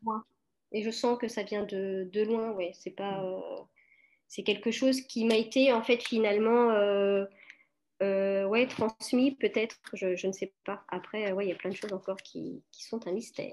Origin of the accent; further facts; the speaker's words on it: France; also born or lived in Portugal; je suis née en France, Euh, je suis née en France, mais mes parents, euh, sont portugais tous les deux.